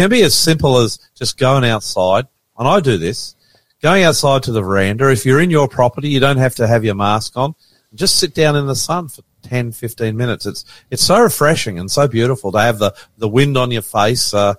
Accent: Australia; now in Sydney, Australia; I'm the ….

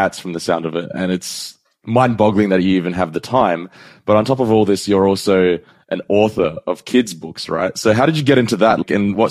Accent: Sydney, New South Wales, Australia; I'm from Sydney, but I'd like to move to the Gold Coast one day.

